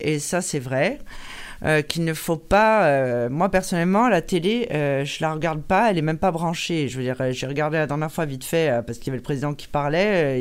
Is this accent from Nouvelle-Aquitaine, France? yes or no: no; Corsica, France; nous en Corse